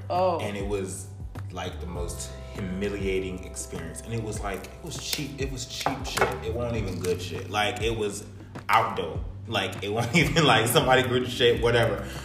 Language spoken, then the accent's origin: English; New Kent, Virginia, United States; New Kent, my hometown.